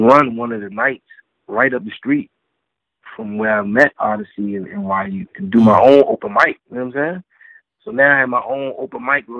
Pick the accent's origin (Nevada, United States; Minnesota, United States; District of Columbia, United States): District of Columbia, United States; Washington